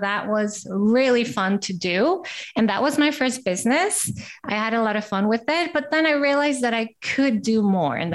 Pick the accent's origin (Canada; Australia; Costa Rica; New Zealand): Costa Rica; also born or lived in Brazil; now in Amsterdam, Netherlands; uh, I am from Costa Rica and I lived in Brazil.